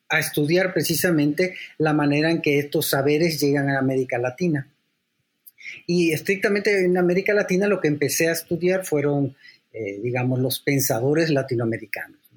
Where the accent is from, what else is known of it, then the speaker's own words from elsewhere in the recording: San Salvador, El Salvador; born there; yo soy también salvadoreño, porque yo nací en San Salvador.